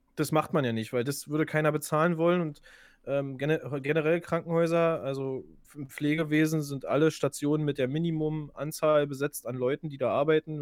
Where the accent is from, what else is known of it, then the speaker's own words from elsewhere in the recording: Germany; bei uns in Deutschland